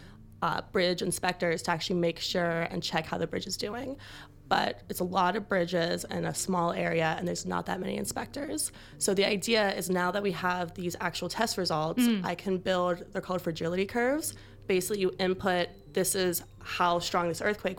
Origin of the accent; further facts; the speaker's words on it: United States; moved away as an adult; now in Auckland, New Zealand; I'm American